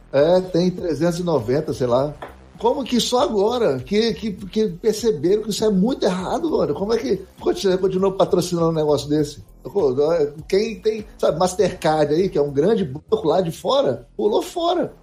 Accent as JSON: {"language": "Portuguese", "country": "Brazil", "said": "eu sou brasileiro"}